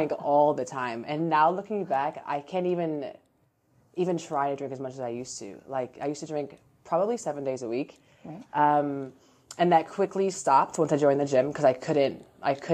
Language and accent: English; Orlando, Florida, United States; moved away as an adult; now in Jacksonville, United States; before we moved to Jacksonville, because we're from Orlando originally